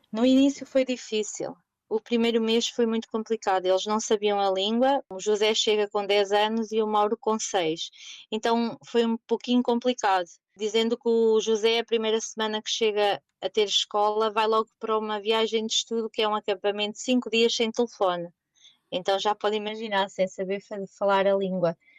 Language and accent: Portuguese; Portugal; moved away as an adult; also born or lived in Germany / Netherlands; now in The Hague, Netherlands; nós, portugueses